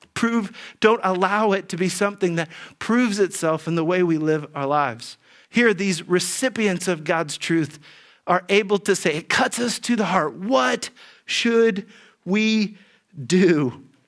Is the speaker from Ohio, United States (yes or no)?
yes; Dayton, Ohio, United States; as a kid growing up in Dayton, Ohio